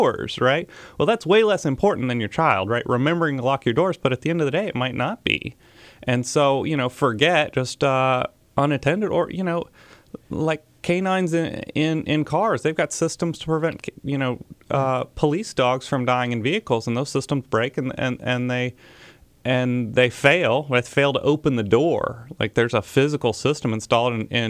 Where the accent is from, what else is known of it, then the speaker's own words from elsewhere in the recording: Huntsville, Alabama, United States; also born or lived in Mississippi; I am originally here from Huntsville